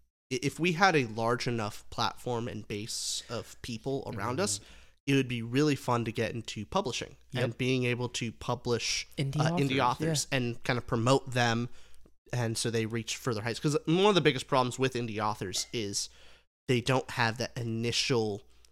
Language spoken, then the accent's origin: English; New Mexico, United States; I'm from New Mexico.